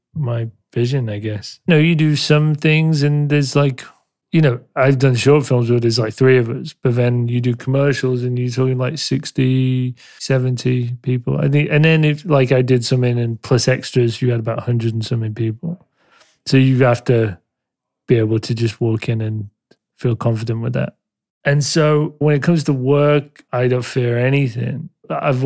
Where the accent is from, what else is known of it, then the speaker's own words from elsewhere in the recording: Leeds, Yorkshire and the Humber, United Kingdom; now in London, United Kingdom; I was born in Leeds